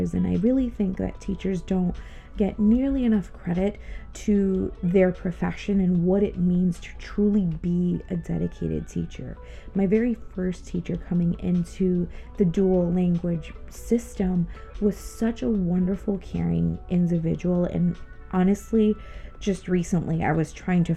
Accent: Connecticut, United States; also born or lived in Ponce, Puerto Rico; we moved to New England, Connecticut to be exact, back when I was eight, turning almost 9 years old

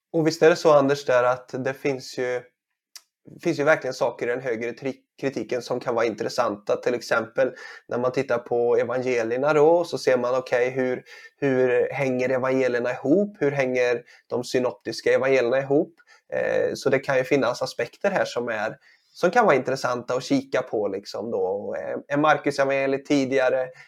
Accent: Sweden; som svensk här

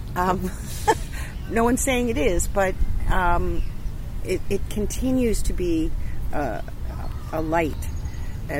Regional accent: East Coast, United States; moved away as an adult; now in Canada; I was originally an American

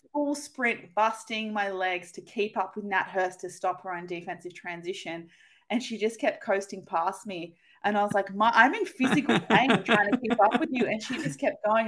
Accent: New South Wales, Australia; moved away; also born or lived in Canberra; growing up in New South Wales

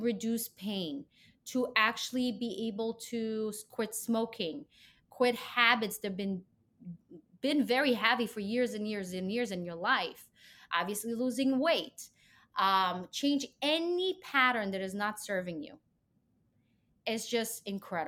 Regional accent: Israel; moved away as an adult; I'm from Israel

